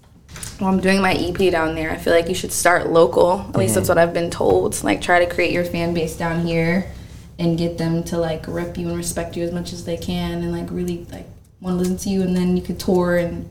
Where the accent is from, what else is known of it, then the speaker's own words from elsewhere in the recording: Winter Park, Florida, United States; also born or lived in Orlando, Florida; now in South Florida, United States; I was born and raised in Orlando. Mm-hmm. I grew up in Winter Park, Florida, which is like a small little town.